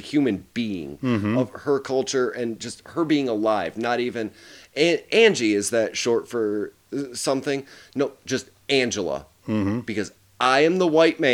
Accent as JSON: {"language": "English", "country": "United States", "tie": "born or raised there", "said": "growing up in America and being obviously more familiar with the culture here"}